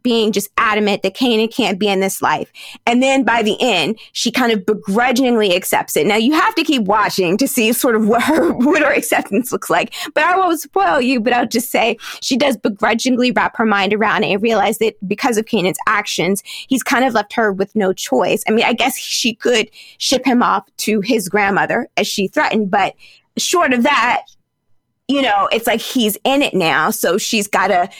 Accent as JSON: {"language": "English", "region": "Virginia", "country": "United States", "tie": "born or raised there", "also_born_or_lived": "New York", "moved": "yes", "said": "I grew up in Virginia"}